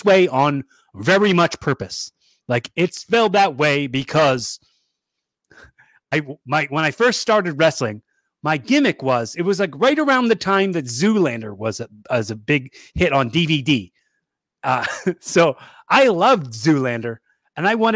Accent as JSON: {"language": "English", "town": "Philadelphia", "region": "Pennsylvania", "country": "United States", "said": "I'm from Phily"}